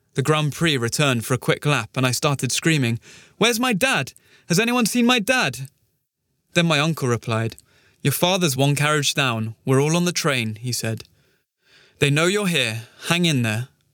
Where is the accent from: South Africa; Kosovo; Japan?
Kosovo; Pristina; Growing up in Pristina was fun